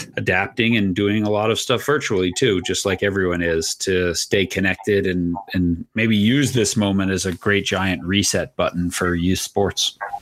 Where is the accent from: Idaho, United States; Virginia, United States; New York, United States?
New York, United States; I was a multi sport athlete growing up in New York